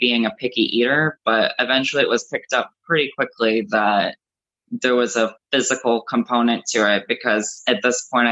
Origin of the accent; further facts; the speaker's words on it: South Florida, United States; I grew up in South Florida